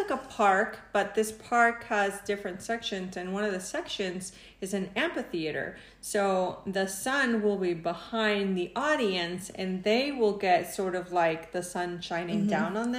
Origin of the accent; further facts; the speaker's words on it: Mexico; now in Reno, United States; I'm Mexican, but I've been living in the United States since 1989.